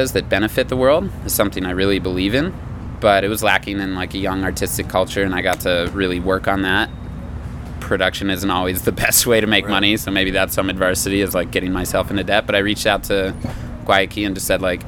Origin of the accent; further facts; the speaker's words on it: Aspen, Colorado, United States; I grew up in Aspen, Colorado